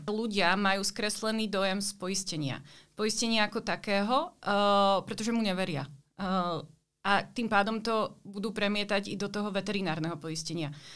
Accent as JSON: {"language": "Slovak", "country": "Slovakia", "also_born_or_lived": "Brno, Czech Republic", "moved": "as an adult", "lives_now": "Prague, Czech Republic", "said": "pôvodom som zo Slovenska"}